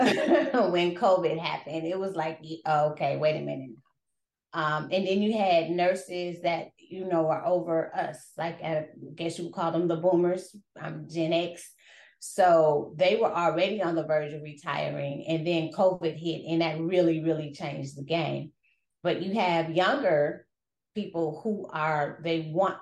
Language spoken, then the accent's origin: English; Wisconsin, United States; moved away as an adult; also born or lived in Indiana / Arizona; now in San Antonio, United States; I was born in Indiana. I was raised in Wisconsin.